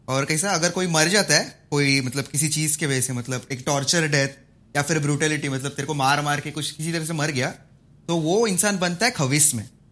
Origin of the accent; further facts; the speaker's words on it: Malvan, Maharashtra, India; कोंकण से मैं तो मालवन से हूँ